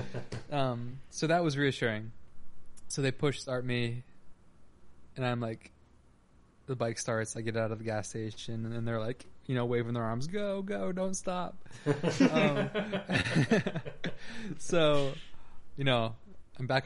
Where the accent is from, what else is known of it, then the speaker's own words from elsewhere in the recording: New Hampshire, United States; also born or lived in New England; now in New York City, United States; I'm, you know, from New Hampshire